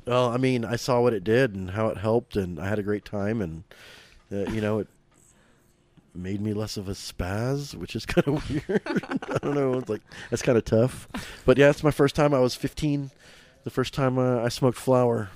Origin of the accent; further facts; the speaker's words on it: Oklahoma City, Oklahoma, United States; born and raised in Oklahoma City